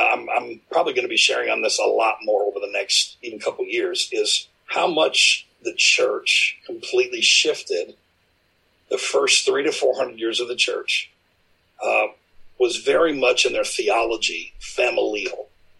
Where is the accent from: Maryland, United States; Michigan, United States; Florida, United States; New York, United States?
Michigan, United States; moved away as an adult; also born or lived in Louisville area; now in Louisville, United States; Originally from Michigan, my wife from Chicago area. We moved from Michigan a year and a half ago to be down here in the Louisville area